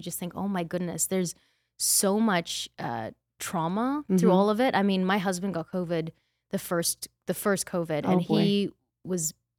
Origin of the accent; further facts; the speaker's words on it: Australia; moved away; also born or lived in Austin; I'm Australian.